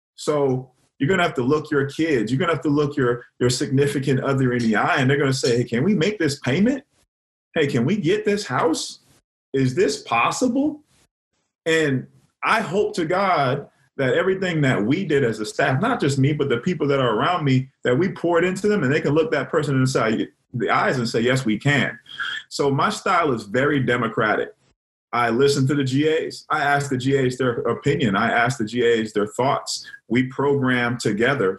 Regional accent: Miami, Florida, United States; moved away as an adult; also born or lived in Clemson, South Carolina; I'm from Miami, Florida

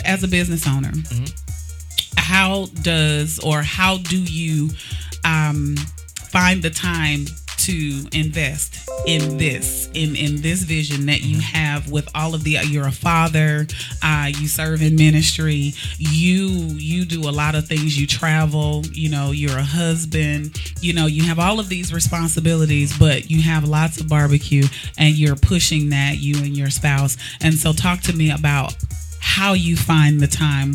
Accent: St. Louis, Missouri, United States

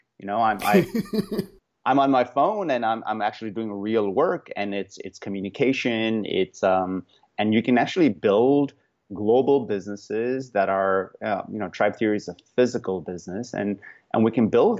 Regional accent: India; even though I was born in India and sort of raised in India in my early years.

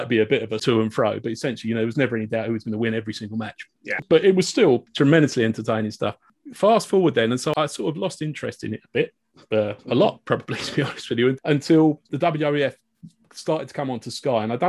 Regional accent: Hemel Hempstead, East of England, United Kingdom; I grew up in Hemel Hempstead, Hertfordshire

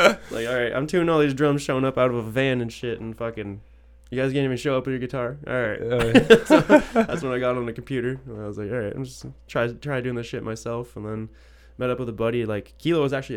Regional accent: Detroit, Michigan, United States; now in Windsor, Canada; I'm from Detroit originally

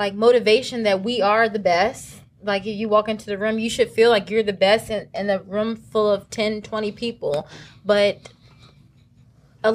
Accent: Virginia Beach, Virginia, United States; I'm from Virginia Beach, Virginia

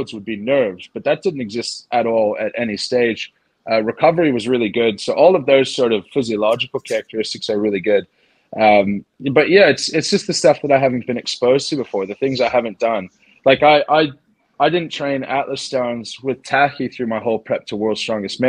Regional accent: Canada; moved away as an adult; when I moved back to Canada to start the practice

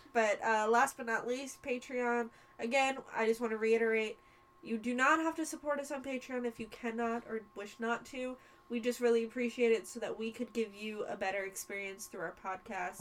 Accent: United States; I was born in America

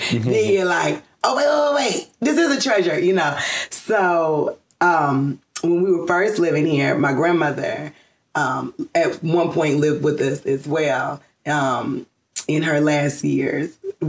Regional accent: College Park, Georgia, United States; I am from here, College Park, Georgia, born and raised.

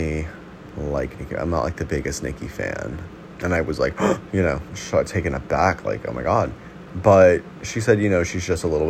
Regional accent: New York City, New York, United States; I'm also from Brooklyn, New York

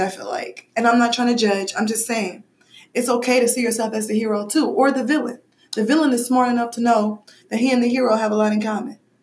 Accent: Midwest, United States; I'm from the Midwest in a very black environment

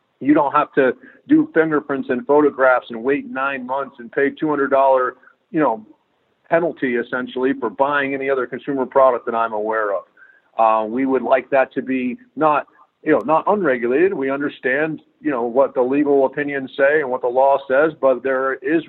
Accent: New England, United States; also born or lived in Southeast US; now in Texas, United States; I live in Texas. I've lived all throughout the Southeast, but I grew up in New England

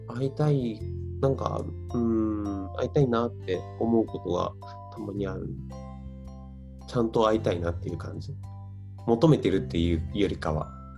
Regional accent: Gifu, Japan; もともと僕、岐阜出身

